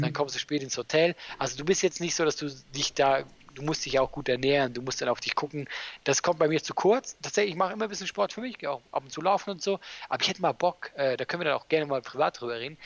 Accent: Switzerland; now in Germany; als Schweizer

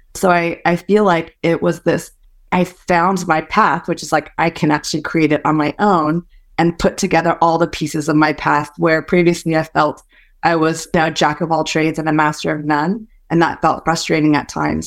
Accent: San Francisco Bay Area, California, United States; first language Hokkien; English is a second language; also born or lived in Malaysia; I moved to the States when I was four and grew up for the most part in the San Francisco Bay Area

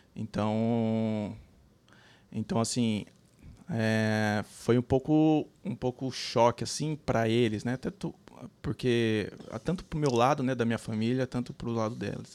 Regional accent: São Paulo, Brazil; moved away as an adult; also born or lived in Recife, Pernambuco; now in Columbus, United States; Eu sou de São Paulo, capital.

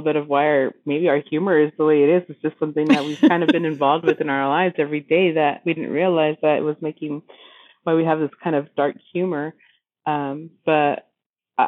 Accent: Roswell, New Mexico, United States; I grew up around Roswell, New Mexico.

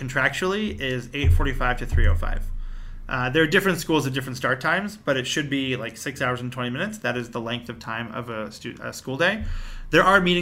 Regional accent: Lower Merion, Pennsylvania, United States; moved away as an adult; now in Brooklyn, United States; I grew up in the suburb called Lower Merion

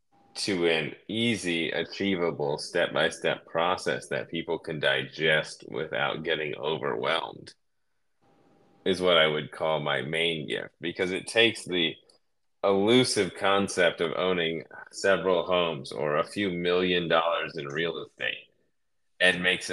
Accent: Cleveland, Ohio, United States; moved away as an adult; now in California, United States; I grew up in Ohio, Cleveland, a suburb just south of Cleveland

